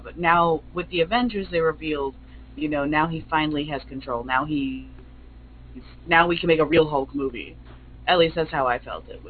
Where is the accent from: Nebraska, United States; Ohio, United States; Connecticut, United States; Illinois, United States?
Illinois, United States; Chicago; I'm Chicagoan